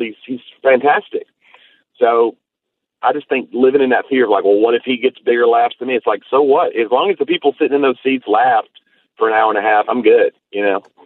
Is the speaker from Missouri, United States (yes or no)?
no; Tennessee, United States; I'm from Tennessee